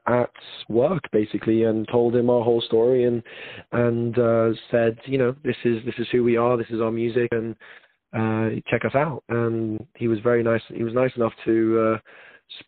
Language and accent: English; London, United Kingdom; moved away as an adult; now in Las Vegas, United States; I am born and raised in England, London, England, and I moved here like a few years ago.